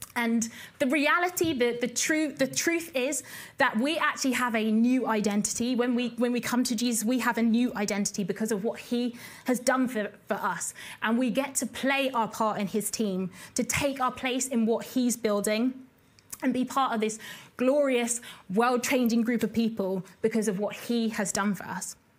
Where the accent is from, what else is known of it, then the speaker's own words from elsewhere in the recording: Basingstoke, South East England, United Kingdom; we grew up in a town called Basingstoke, which is in Hampshire